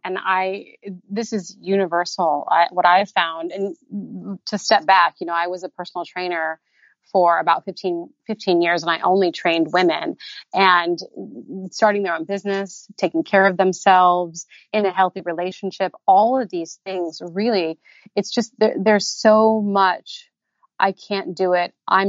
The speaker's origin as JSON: {"language": "English", "region": "Indiana", "country": "United States", "moved": "yes", "lives_now": "Southern California, United States", "said": "You know, I came from Indiana and now here I am in Southern California."}